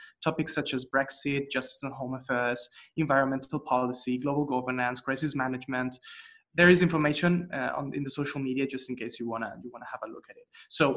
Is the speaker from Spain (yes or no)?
yes; Spain; I'm from Spain, you know, it's in a corner of the continent.